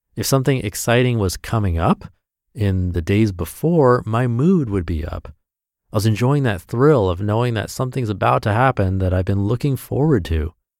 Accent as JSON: {"language": "English", "region": "Midwest United States", "country": "United States", "tie": "born or raised there", "said": "growing up in the Midwest United States"}